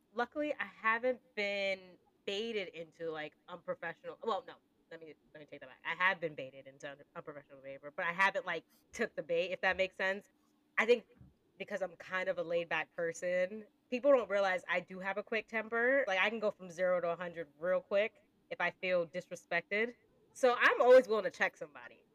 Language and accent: English; Northeast, United States; moved away as an adult; now in United Kingdom; being an American working in the UK, I'm very conscious of how I speak sometimes. I think being from the Northeast